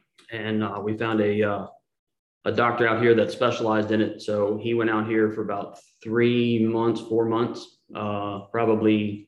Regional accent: Maryland, United States; moved away as an adult; also born or lived in Myrtle Beach, South Carolina; now in Scottsdale, United States; We are originally from Maryland. Shane and I went to high school together, married for 18 years, and we moved to Myrtle Beach in 2008

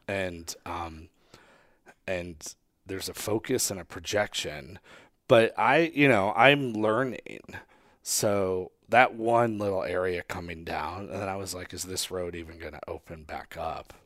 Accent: Northeast, United States; moved away; growing up in the Northeast

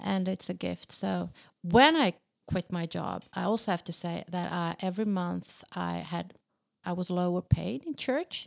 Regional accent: Sweden; accent: Swedish; in Swedish, even in my accent

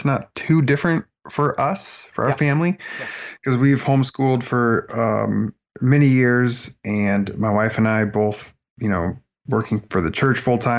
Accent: Oregon, United States; moved away as an adult; now in San Diego, United States; I'm from Oregon, born and raised

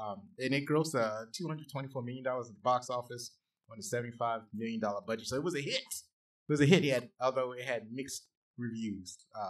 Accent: Pilot, North Carolina, United States; but I grew up in Pilot. I never really picked up the North Carolina accent, but what you call it?

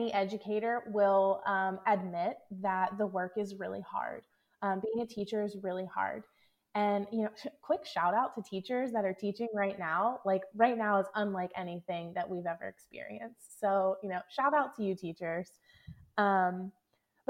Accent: Philadelphia, Pennsylvania, United States; moved away as an adult; also born or lived in Kansas City; I'm originally from the Philadelphia area, but I found myself in Kansas City

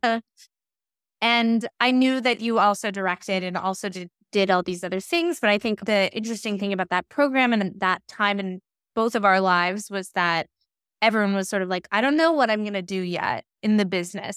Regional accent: New York, United States; as a New Yorker

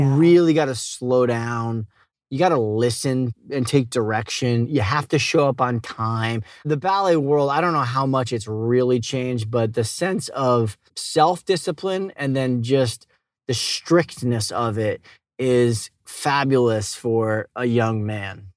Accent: Boston, Massachusetts, United States; I grew up in Boston, but we had a, a little summer house in upstate New York

